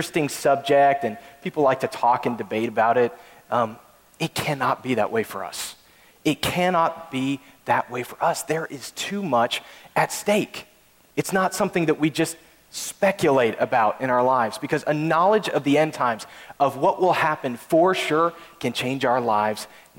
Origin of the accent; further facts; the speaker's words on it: Texas, United States; we're from Texas